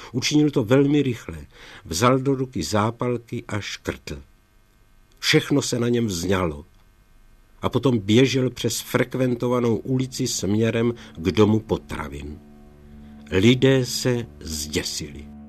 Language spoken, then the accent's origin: Czech; Czechia; moved away as an adult; now in Germany; z domova z Československa